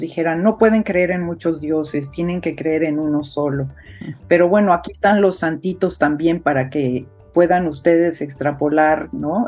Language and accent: Spanish; Mexico; first language Spanish; moved away; es mi, tierra natal, es mi idioma materno, es, tengo el corazón en México